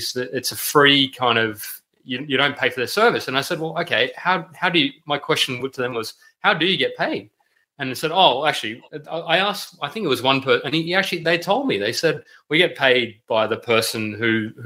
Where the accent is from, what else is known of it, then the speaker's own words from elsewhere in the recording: Sydney, New South Wales, Australia; I'm from the Western suburbs as well. Working class boy, Miles. Good old St. Mary's originally from